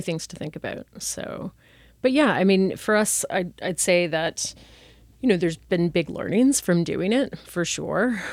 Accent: Toronto, Ontario, Canada; moved away as an adult; also born or lived in England / Asia; I'm originally from Toronto

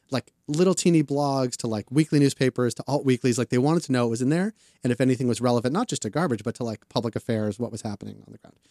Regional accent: Boston, Massachusetts, United States; moved away as an adult; also born or lived in Atlanta; now in Canada; I'm from Boston, Jewish kids from Boston

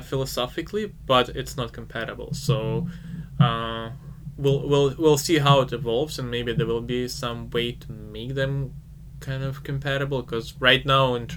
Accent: Ukraine; I'm from Ukraine

